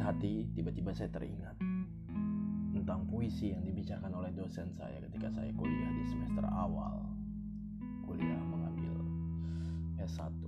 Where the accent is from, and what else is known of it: Jakarta, Indonesia; born or raised there